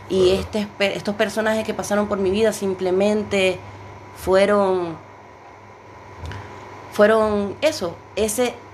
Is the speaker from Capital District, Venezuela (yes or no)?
no; Maracaibo, Zulia, Venezuela; en una cafetería este, de Maracaibo, Venezuela, de donde vengo.